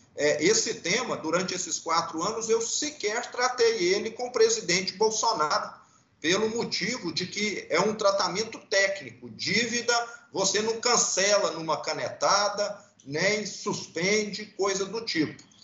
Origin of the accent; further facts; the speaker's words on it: Brazil; eu, como brasileiro